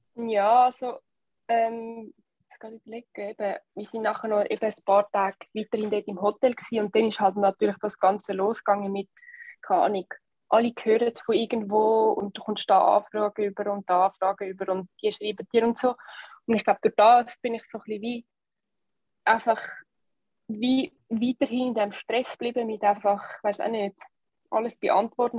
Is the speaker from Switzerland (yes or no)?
yes; Switzerland; als Schweizer Team